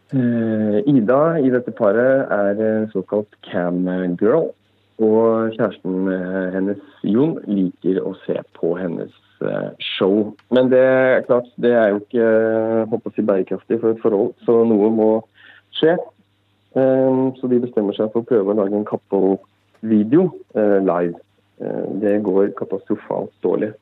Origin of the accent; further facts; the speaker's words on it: Brumunddal, Innlandet, Norway; also born or lived in Lillehammer; selv er jeg jo fra Brumunddal, en knøttliten by tre kvarter fra Lillehammer